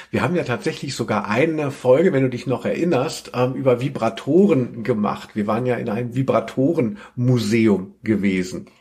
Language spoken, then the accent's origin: German; Hesse, Germany; wo ich herkomme, aus Hessen